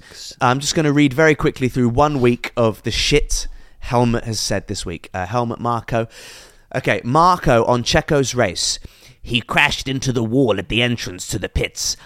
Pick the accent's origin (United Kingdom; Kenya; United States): United Kingdom; England; I am a mixed race guy, born in England